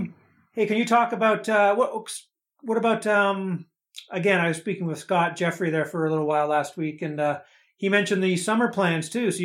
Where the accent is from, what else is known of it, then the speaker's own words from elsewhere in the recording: London, Ontario, Canada; I'm actually from London here, and I'm in London now.